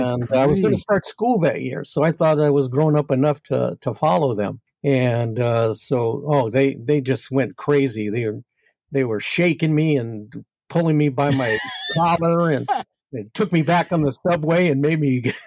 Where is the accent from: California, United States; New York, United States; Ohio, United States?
New York, United States; You know, walking out of my house in New York was a chore because we lived on the 14th floor of an apartment building.